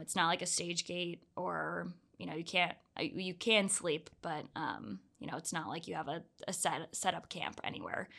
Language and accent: English; Orlando, Florida, United States; moved away as an adult; also born or lived in Georgia; now in Salt Lake City, United States; I'm originally from Orlando, Florida